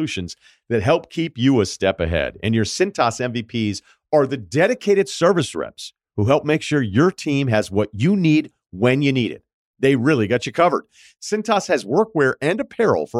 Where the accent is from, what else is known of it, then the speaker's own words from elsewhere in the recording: Martha's Vineyard, Massachusetts, United States; moved away; I'm from Martha's Vineyard